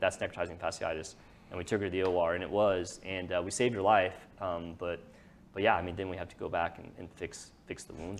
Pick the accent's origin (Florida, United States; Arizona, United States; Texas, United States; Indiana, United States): Texas, United States; Lewisville; I grew up on the lake. I grew up there